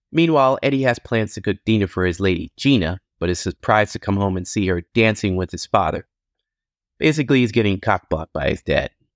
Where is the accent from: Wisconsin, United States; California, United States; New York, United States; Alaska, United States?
New York, United States; Long Island; I grew up on Long Island, New York, right outside of New York City